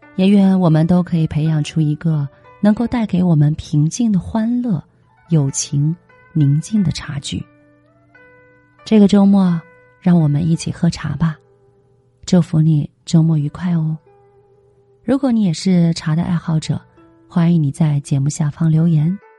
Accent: China; 我们中国人

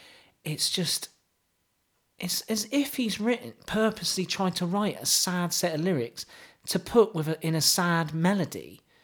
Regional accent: Wales, United Kingdom; Well, I'm from Wales, see?

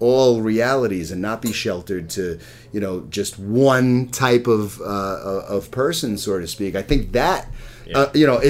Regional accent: Long Island, New York, United States; I'm from Long Island.

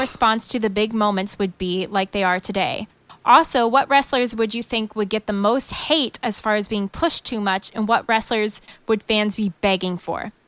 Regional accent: Indiana, United States; I Grew up in Indiana

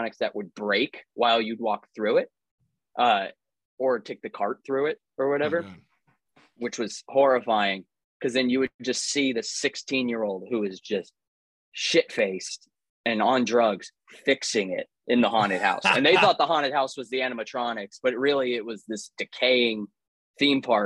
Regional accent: Huntington Beach, California, United States; Most of the people that I grew up with in Huntington Beach

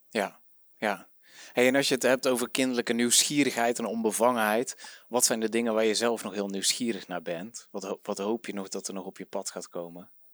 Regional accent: Den Bosch region, North Brabant, Netherlands; moved away; oorspronkelijk kom ik hier uit Regio Den Bosch

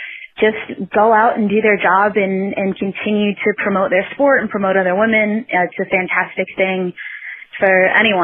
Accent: Lexington, Kentucky, United States; now in Louisville, United States; I grew up in Lexington.

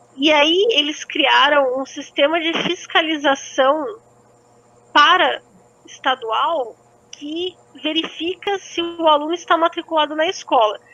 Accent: South Brazil, Brazil; Eu sou muito sulista

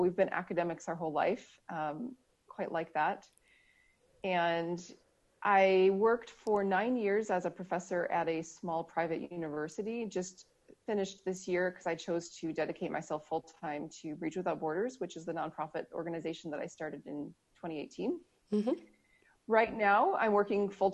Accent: Minnesota, United States; I'm from Minnesota, which is one of the northernmost states in the continental U.S.

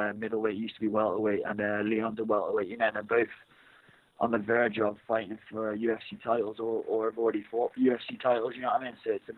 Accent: near Birmingham, West Midlands, United Kingdom; moved away; I grew up near Birmingham

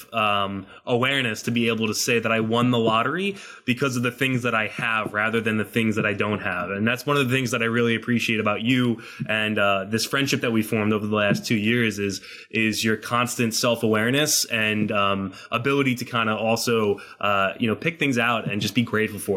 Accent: Monmouth County, New Jersey, United States; born or raised there

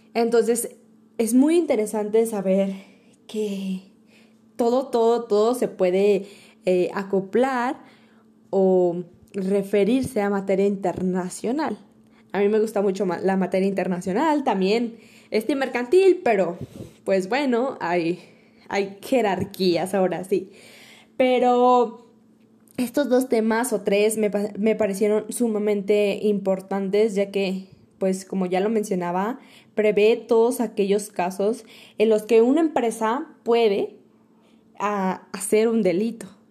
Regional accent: Mexico; como mexicano

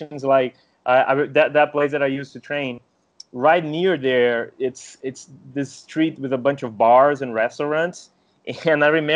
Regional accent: Brazil; I was born in Brazil

